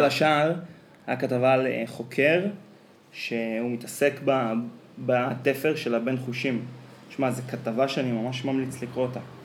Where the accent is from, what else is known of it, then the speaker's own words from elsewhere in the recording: Israel; אחת החוויות שלי בתור ילד בקיבוץ